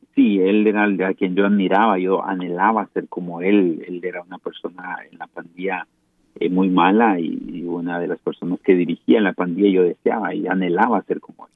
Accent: Guatemala; soy, soy guatemalteco

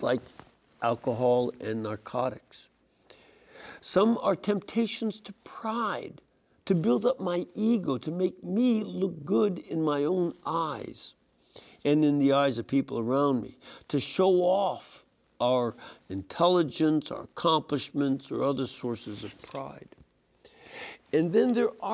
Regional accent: Chicago, Illinois, United States; I grew up in Chicago

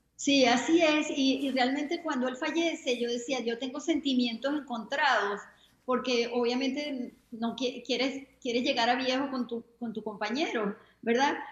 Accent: Venezuela; moved away as an adult; also born or lived in New York; now in Florida, United States; soy venezolana, ah, ya tengo 25 años viviendo aquí en los Estados Unidos

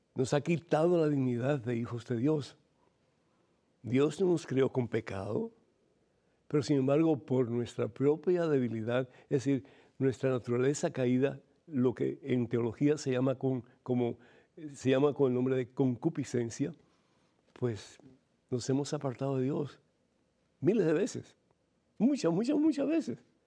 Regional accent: Cuba; moved away; yo soy de Cuba originalmente

